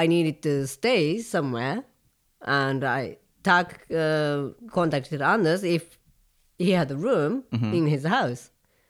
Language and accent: English; Tokyo, Japan; English is a second language; Tokyo, Japan. And I was in Japan at the time, and I was looking for a fiddle teacher.